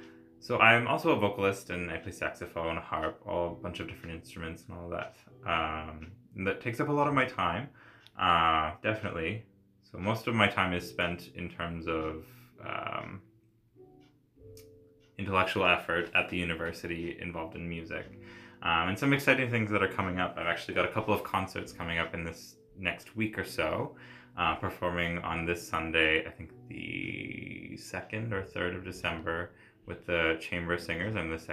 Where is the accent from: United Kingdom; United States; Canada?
Canada; Nova Scotia; I'm from the East Coast, Nova Scotia, so lots of fiddling and like Celtic music.